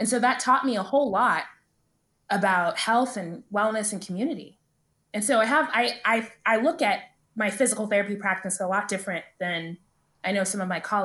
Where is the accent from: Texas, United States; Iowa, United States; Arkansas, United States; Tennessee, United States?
Texas, United States; Dallas; I grew up in Dallas